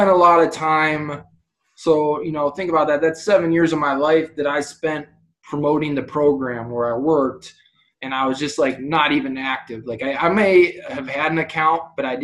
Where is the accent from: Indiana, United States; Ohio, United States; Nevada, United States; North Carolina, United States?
Ohio, United States; I grew up in Ohio